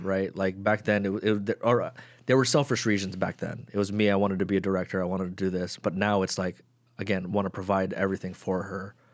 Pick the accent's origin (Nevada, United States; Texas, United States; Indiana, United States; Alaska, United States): Nevada, United States; Las Vegas; I'm from Summerlin.